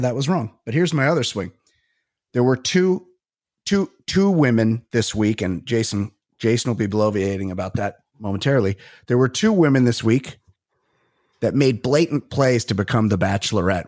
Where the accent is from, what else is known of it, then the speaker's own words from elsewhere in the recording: Costa Mesa, California, United States; I am from Costa Mesa, California